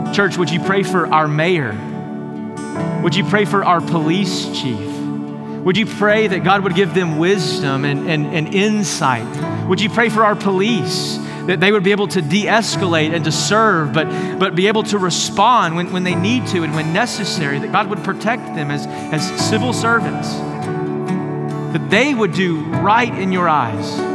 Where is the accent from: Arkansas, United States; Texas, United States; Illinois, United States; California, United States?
Texas, United States; East; I grew up in East Texas